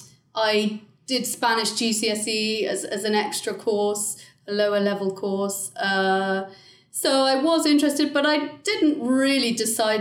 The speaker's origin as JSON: {"language": "English", "area": "Hampshire", "region": "South East England", "country": "United Kingdom", "tie": "born or raised there", "also_born_or_lived": "Durham", "said": "I'm from the UK. I'm from Hampshire in the south of England."}